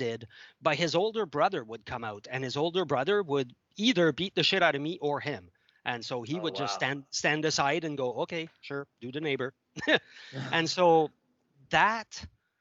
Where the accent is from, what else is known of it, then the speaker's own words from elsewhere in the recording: Montreal, Quebec, Canada; first language French; English is a second language; moved away; also born or lived in Ottawa; I grew up in Montreal